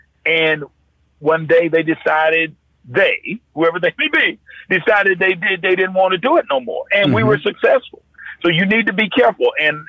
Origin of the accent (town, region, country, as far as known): North Carolina, United States; born or raised there